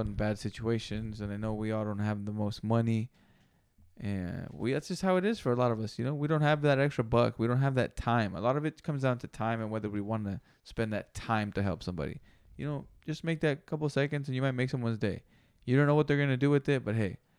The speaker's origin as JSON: {"language": "English", "region": "West Coast", "country": "United States", "said": "The West Coast"}